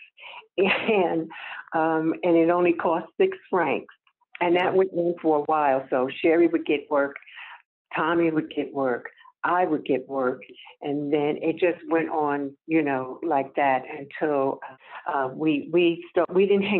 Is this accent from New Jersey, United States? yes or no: yes; Newark, New Jersey, United States; we were born and raised in Newark